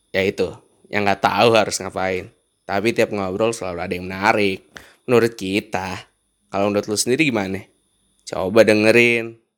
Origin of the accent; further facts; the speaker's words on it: Medan, North Sumatra, Indonesia; now in Bekasi, Indonesia; Gue mah asli Medan